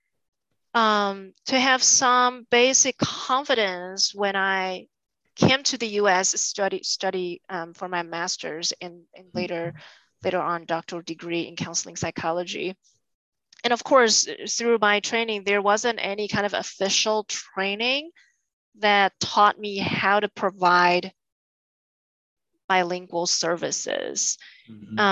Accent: Taiwan; moved away as an adult; now in United States; I was born and raised in Taiwan

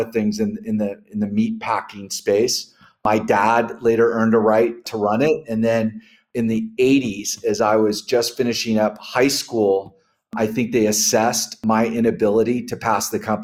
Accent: Yuba City, California, United States; I grew up in a really small agricultural town north of Sacramento. It's actually the twin cities. It's called Yuba City and Marysville

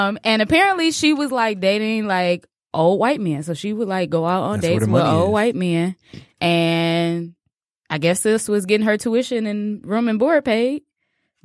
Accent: Chicago, Illinois, United States; moved away; I'm actually from Chicago

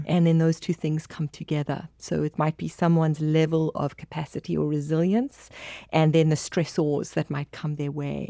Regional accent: South Africa; accent: South African; I'm from South Africa

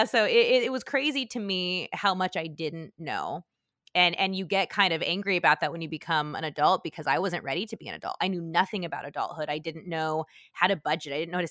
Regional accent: California, United States; So I don't want to say Southern California wasn't safe. It wasn't like LA or anything. I grew up in Orange County. Yeah, it was not the hood.

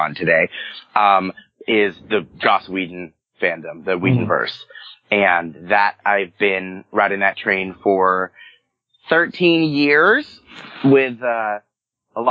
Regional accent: Pennsylvania, United States; moved away as an adult; also born or lived in Pittsburgh, Pennsylvania; now in Los Angeles, United States; I moved here from, I spent 5 years in Pittsburgh. I'm from Pennsylvania

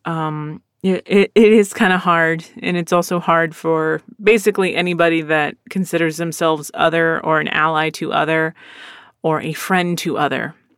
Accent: Philadelphia, Pennsylvania, United States; I was born in Philadelphia

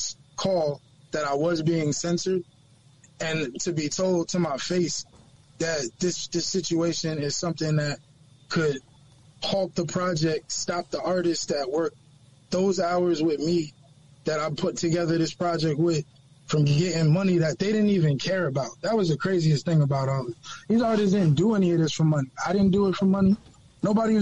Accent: New York City, New York, United States; I'm from Harlem

